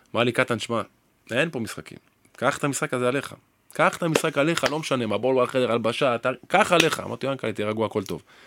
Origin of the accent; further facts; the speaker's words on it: Haifa, Haifa District, Israel; גדלתי פה